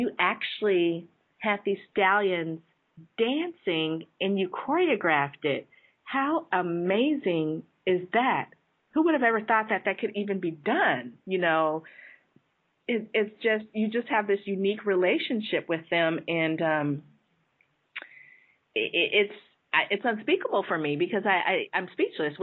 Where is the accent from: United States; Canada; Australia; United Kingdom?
United States; San Jose, California; I grew up in San Jose